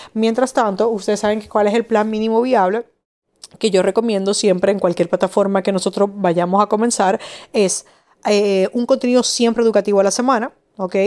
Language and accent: Spanish; Madrid, Community of Madrid, Spain; now in Dominican Republic; en Madrid, de donde yo soy